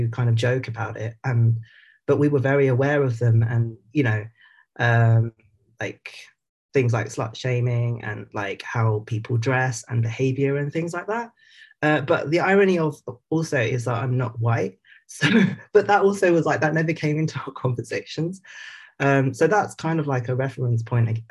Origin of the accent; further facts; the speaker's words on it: Epping, East of England, United Kingdom; I was born in 1980 in Essex, in Epping. And so basically I'm an Essex boy